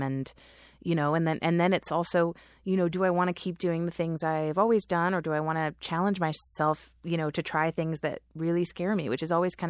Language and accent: English; Norwalk, California, United States; moved away as an adult; now in New York, United States; I grew up in Norwalk.